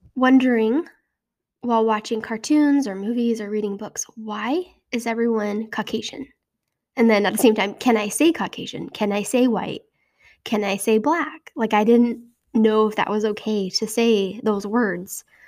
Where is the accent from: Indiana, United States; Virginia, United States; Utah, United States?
Utah, United States; moved away; In my home state of Utah